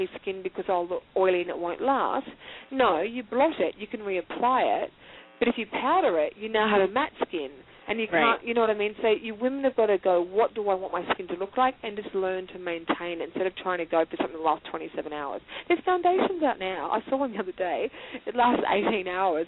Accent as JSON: {"language": "English", "country": "Australia", "said": "being Australian"}